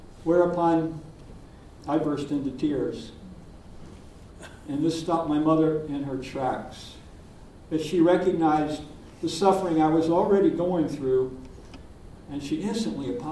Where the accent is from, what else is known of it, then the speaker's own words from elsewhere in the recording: Deep South, United States; I'm from the Deep South